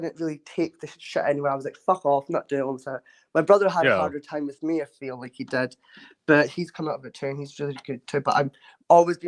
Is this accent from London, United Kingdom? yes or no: no; Dundee, Scotland, United Kingdom; I'm from Dundee in Scotland.